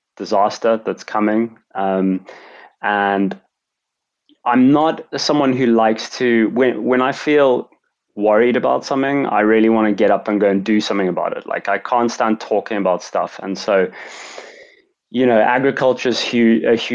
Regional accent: Cape Town, Western Cape, South Africa; moved away as an adult; also born or lived in London; I'm from, as I mentioned, from Cape Town, South Africa. So I grew up in a very beautiful place.

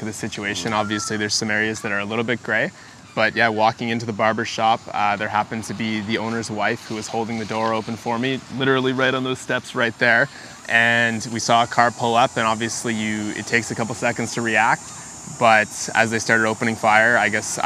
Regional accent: Ottawa, Ontario, Canada; Born and raised in Ottawa, just about 10 minutes from this location here, in Kanata, I guess you could say. I've been here my entire life

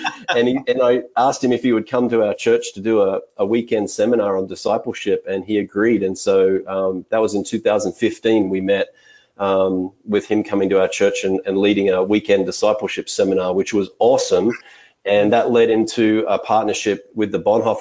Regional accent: Australia; moved away as an adult; now in Salinas, United States; I grew up in Australia for the first 25 years of my life.

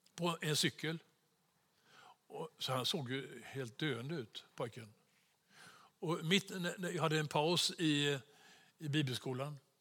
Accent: Sweden; som svensk

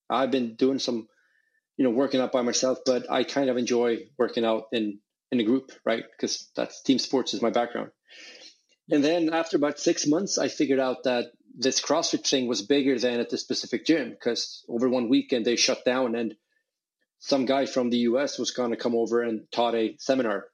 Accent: Sweden; I grew up in in Sweden.

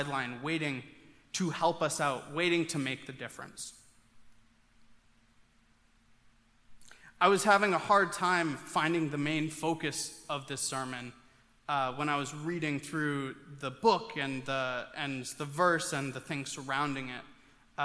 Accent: Maine, United States; growing up in Maine

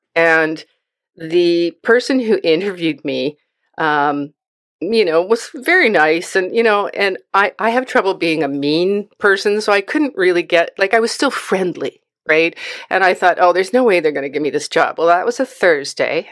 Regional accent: Vancouver, British Columbia, Canada; moved away as an adult; now in Chilliwack, Canada; I was born and raised in Vancouver

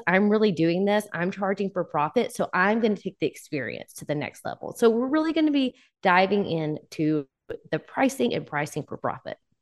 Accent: Texarkana, Texas, United States; now in Texarkana, Arkansas, United States; I am from the Texas, Arkansas line, Texarkana, and I am originally from the Texas side, but I currently live on the Arkansas side.

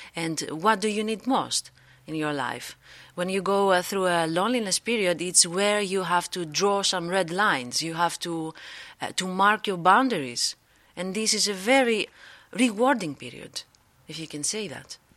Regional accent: Greece; moved away as an adult; now in Netherlands; I am from Greece. I live here in the Netherla-, Netherlands for, like, three years

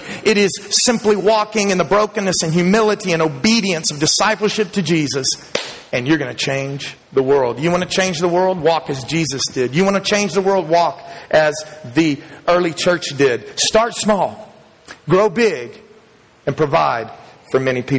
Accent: Dallas, Texas, United States; When I was a young man growing up in Texas, I grew up in Dallas

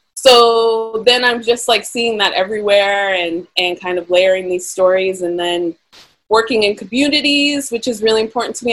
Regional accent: Pittsburgh, Pennsylvania, United States; also born or lived in California; I was born and raised in Pittsburgh

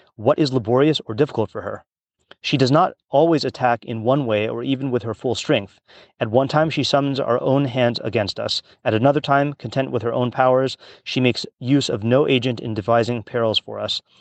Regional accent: Hawaii, United States; I grew up in Hawaii

